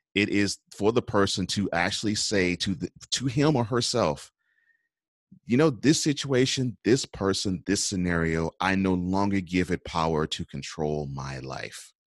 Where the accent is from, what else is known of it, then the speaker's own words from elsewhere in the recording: Houston, Texas, United States; also born or lived in New Orleans; I grew up in Houston. I was born in New Orleans.